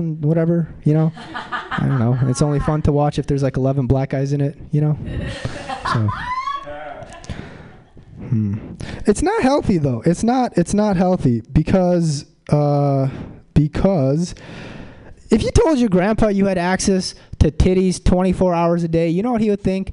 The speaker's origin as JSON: {"language": "English", "town": "Mountain View", "region": "California", "country": "United States", "said": "I'm from Mountain View"}